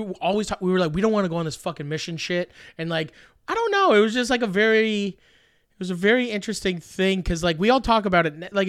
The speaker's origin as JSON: {"language": "English", "town": "Truro", "region": "Nova Scotia", "country": "Canada", "tie": "born or raised there", "also_born_or_lived": "Saint John / Dartmouth / Quispamsis", "said": "I was born in St. John, New Brunswick, and then moved to Truro, Nova Scotia. Shout out to Truro."}